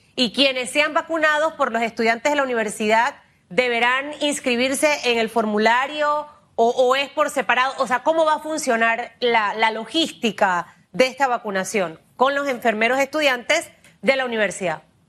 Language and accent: Spanish; Panama; como panameños, cada uno desde su entorno puede aportar a este país